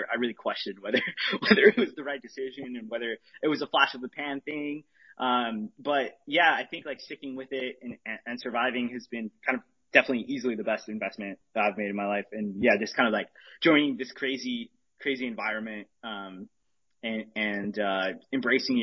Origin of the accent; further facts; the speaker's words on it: Arizona, United States; now in California, United States; I grew up in Arizona, which I think, but I live in California now